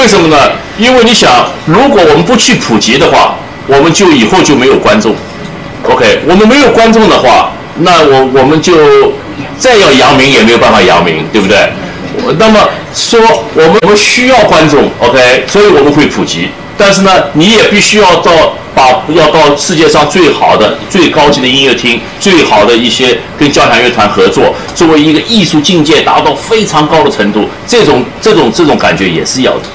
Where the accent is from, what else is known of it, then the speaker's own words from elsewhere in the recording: Shanghai, China; moved away as an adult; now in United States; 我出生在上海，这是我的故乡